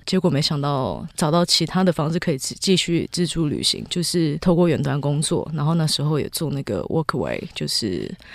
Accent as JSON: {"language": "Chinese", "country": "Taiwan", "tie": "born or raised there", "said": "我从小在新庄长大， 我的生活环境就是一个大城市"}